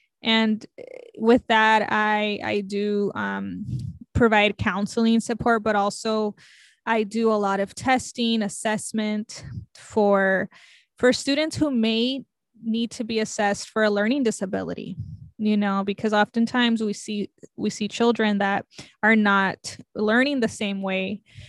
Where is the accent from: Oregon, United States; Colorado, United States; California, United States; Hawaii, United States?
California, United States; Los Angeles; born there; I was born in East Los Angeles, California. As a child, I moved around a lot.